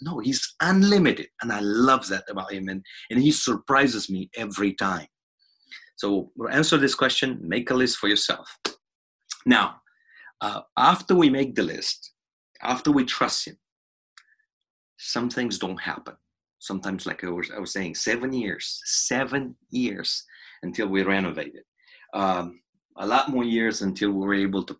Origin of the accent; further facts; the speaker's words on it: Romania; I'm from Romania.